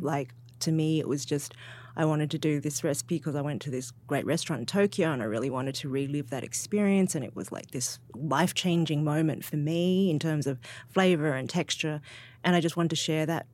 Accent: Sydney, New South Wales, Australia; I'm from Sydney

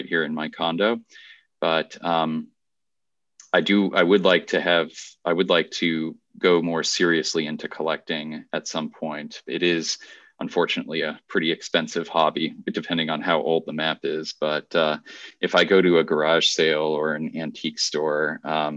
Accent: Virginia, United States; I actually competed in the Virginia State Geography Bee

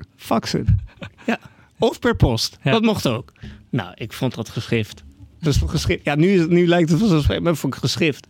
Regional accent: Netherlands; born or raised there; also born or lived in Canada / Iran

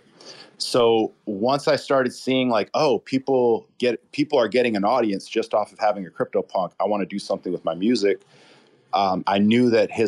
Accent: Chicago, Illinois, United States; I'm from the Chicago area

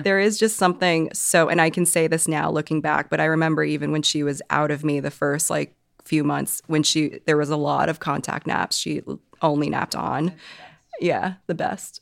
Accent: Hong Kong; moved away; I'm from Hong Kong

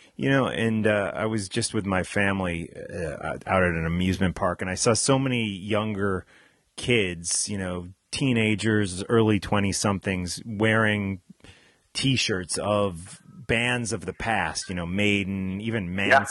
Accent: New Jersey, United States; my home state in uh, New Jersey

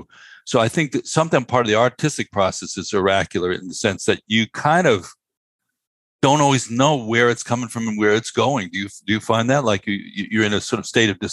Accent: New York City, New York, United States; I was born in New York

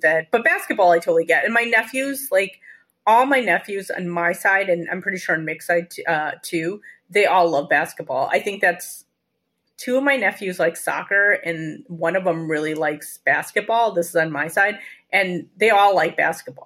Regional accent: Chicago, Illinois, United States; being a Chicagoan

